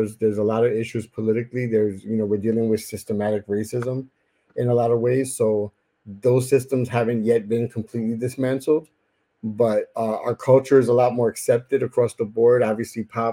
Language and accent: English; New York City, New York, United States; also born or lived in Puerto Rico; I grew up in East New York, Brooklyn in the 80s